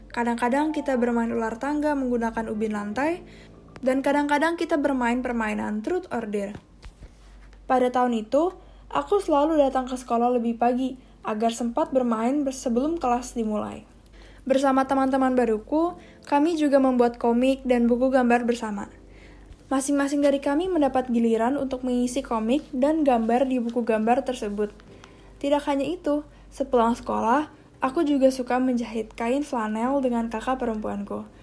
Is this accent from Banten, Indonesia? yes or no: yes; Serpong, Banten, Indonesia; also born or lived in Jakarta; anak ketiga dari empat bersaudara. Pada tanggal 2 September 2003, aku lahir di Jakarta Selatan. Kemudian, Aku tinggal di Kelapa Gading, Jakarta Utara sampai berumur 3 tahun sebelum pindah ke BSD, Serpong, Tangerang Selatan.